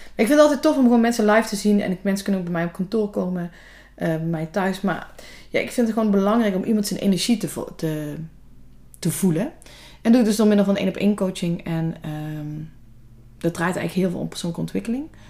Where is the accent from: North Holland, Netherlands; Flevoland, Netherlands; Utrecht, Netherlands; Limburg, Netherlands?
Limburg, Netherlands; Valkenburg; also born or lived in Hulsberg; Vlakbij Valkenburg, waar ik vandaan kom